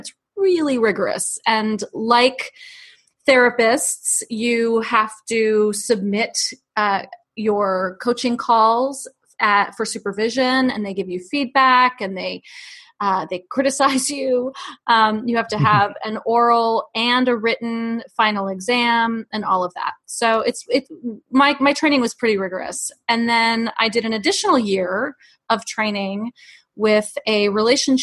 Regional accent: New York City, New York, United States; I grew up in New York City

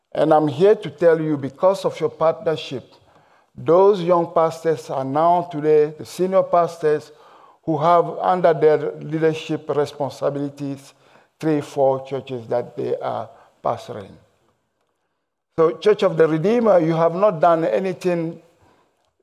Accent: Togo; accent: mixed accent, French and English; English is a second language; I am from Togo. In case you're wondering about my accent, it's a mixed accent, French and English.

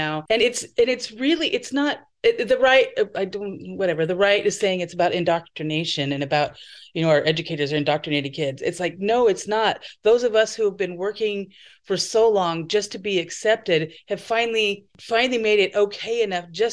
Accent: Idaho, United States; moved away as an adult; also born or lived in California; now in Portland, United States; I moved away from Idaho when I was 22, and I lived in California for a year.

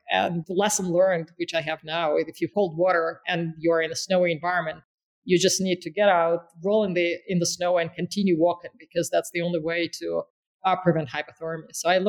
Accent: Caucasus, Russia; born there; And I am from there. I was born in the Caucasus

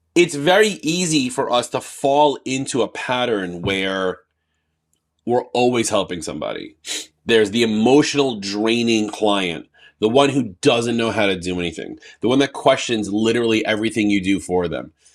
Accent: New York, United States; I'm from New York

